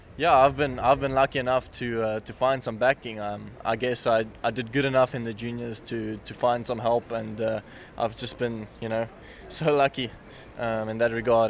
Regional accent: South Africa; as a South African

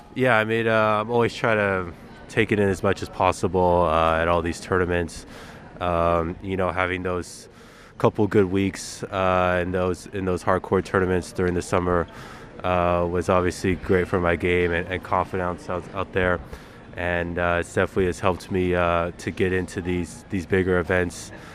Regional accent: United States; as an American

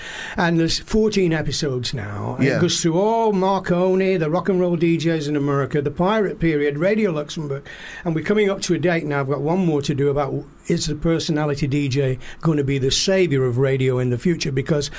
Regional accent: Oldham, North West England, United Kingdom; accent: northern; I'm from Oldham.

